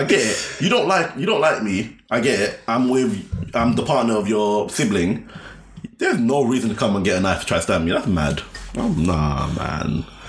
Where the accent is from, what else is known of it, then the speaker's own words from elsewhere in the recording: Croydon, London, United Kingdom; Cause obviously I'm from Croydon.